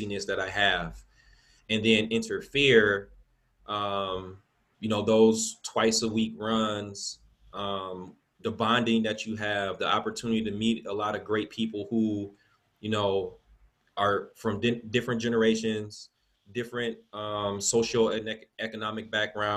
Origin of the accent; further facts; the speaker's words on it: Milwaukee, Wisconsin, United States; I'm born and raised here in Milwaukee. I grew up in the Sherman Park neighborhood.